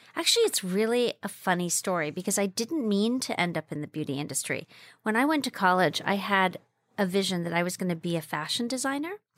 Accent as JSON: {"language": "English", "country": "Jamaica", "tie": "born or raised there", "also_born_or_lived": "China", "moved": "yes", "said": "I grew up in Jamaica, West Indies. My parents are Cuban. I grew up in the Jamaican Blue Mountains"}